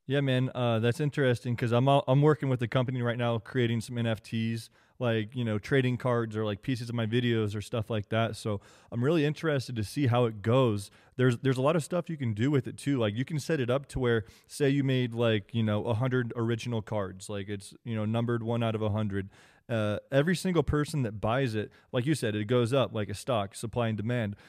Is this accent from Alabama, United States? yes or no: no; Kansas, United States; moved away; I'm from Kansas originally. That's where I grew up, born and raised.